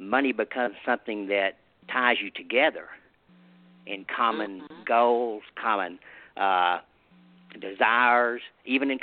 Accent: the South, United States; I'm from the South here, and I live in a rural area.

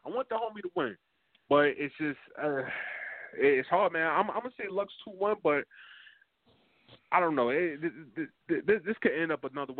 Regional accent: Milton, New Jersey, United States; Yo, I'm a Jersey. I'm from Milton, New Jersey, man.

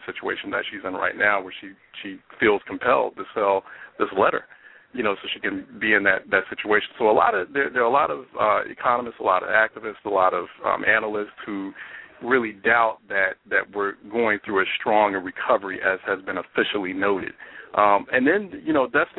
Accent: Philadelphia, Pennsylvania, United States; my hometown, Philadelphia

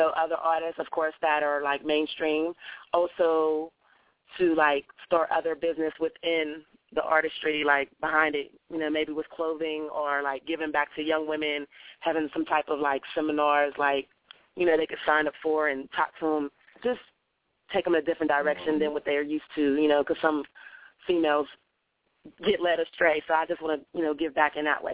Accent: Pittsburgh, Pennsylvania, United States; now in Atlanta, United States; I'm from Pittsburgh, Pennsylvania, actually, but I'm living in the ATL now

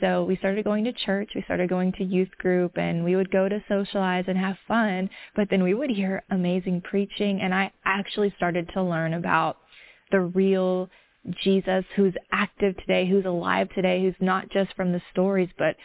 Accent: the South, United States; I grew up in the South in a community that was not very diverse.

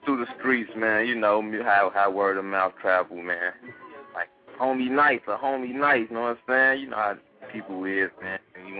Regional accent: Chicago, Illinois, United States; you know I'm from the West Side, man, K-Town

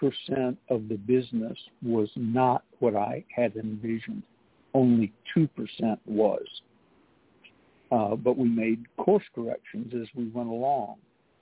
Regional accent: the South, United States; I was raised in the South.

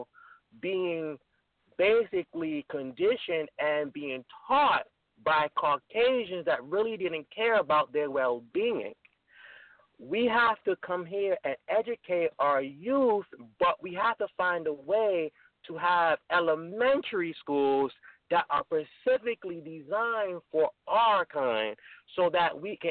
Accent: New York City, New York, United States; moved away as an adult; also born or lived in College Park, Maryland; I grew up in Brooklyn, New York, but I went to the University of Maryland, College of Park, to pursue my degree

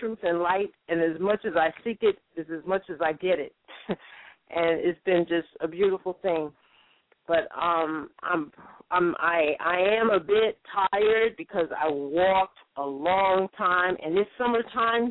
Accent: New York, United States; Everybody knows that I'm not from California. When I talk, they all know I'm from New York

